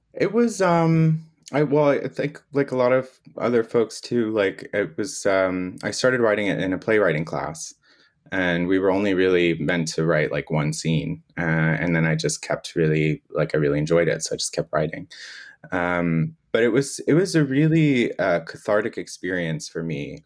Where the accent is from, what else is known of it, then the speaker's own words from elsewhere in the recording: Florida, United States; moved away; I'm originally from Florida, so I was living in Florida